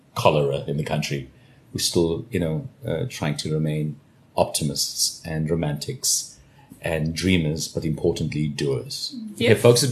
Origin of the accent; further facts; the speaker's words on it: South Africa; we're still South African